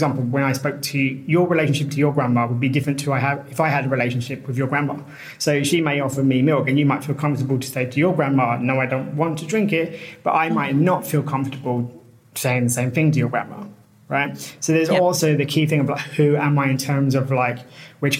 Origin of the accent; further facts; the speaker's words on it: United Kingdom; moved away as an adult; also born or lived in Colombia / China / Latvia / Costa Rica; I'm British.